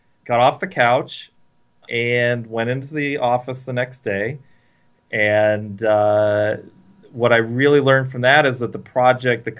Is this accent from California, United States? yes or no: yes; Santa Cruz, California, United States; I grew up in Santa Cruz, California